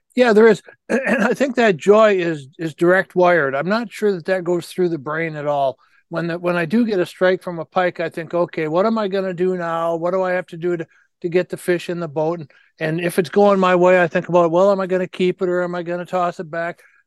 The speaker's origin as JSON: {"language": "English", "country": "United States", "tie": "born or raised there"}